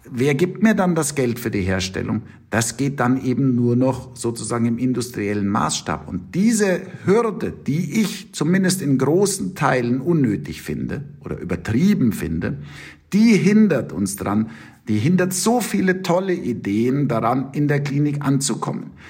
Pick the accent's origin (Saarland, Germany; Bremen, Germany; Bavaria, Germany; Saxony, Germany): Bavaria, Germany; Munich; accent: Bavarian; moved away as an adult; also born or lived in United States; now in Tübingen, Germany; ich wollte eigentlich zurück in mein geliebtes München, man hört es an meinem Akzent